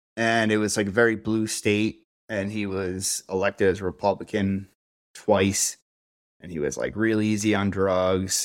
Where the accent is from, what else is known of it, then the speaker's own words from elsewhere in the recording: Cold Spring, New York, United States; moved away as an adult; now in Denver, United States; The town I was born and raised in was called Cold Spring.